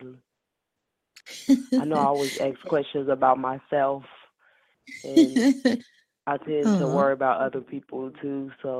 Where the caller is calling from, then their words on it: Decatur, Illinois, United States; I'm calling from Decatur, Illinois.